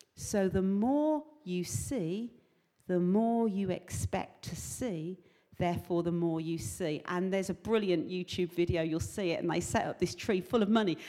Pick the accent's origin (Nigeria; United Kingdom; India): United Kingdom; England; I'm from England